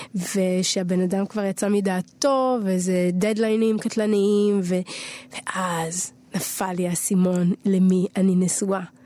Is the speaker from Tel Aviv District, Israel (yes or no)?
yes; Tel Aviv, Tel Aviv District, Israel; נולדתי בתל אביב